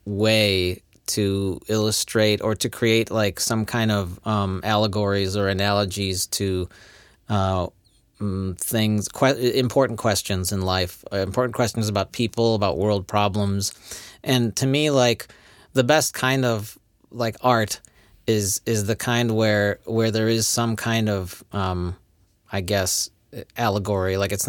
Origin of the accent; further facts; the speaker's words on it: Poland; English is a second language; I am from the Poland. I don't understand these books. Anyway, this English is difficult.